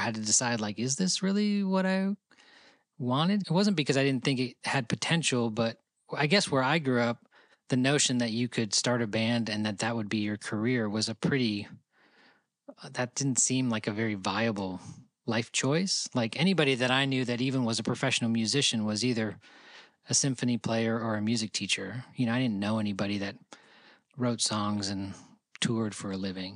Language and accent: English; Rochester, New York, United States; now in Nashville, United States; We grew up in Rochester, New York together